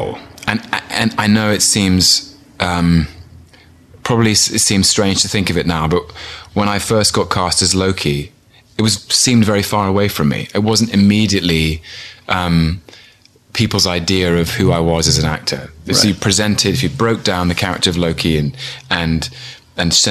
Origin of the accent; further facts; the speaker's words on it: London, United Kingdom; I was born in London in 1981.